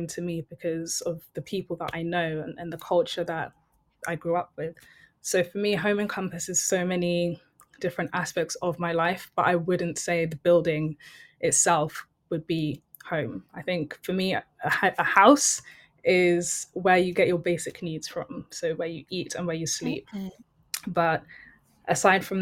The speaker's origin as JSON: {"language": "English", "region": "London", "country": "United Kingdom", "tie": "born or raised there", "also_born_or_lived": "Benin City, Nigeria / Acton", "said": "I've grown up in West London."}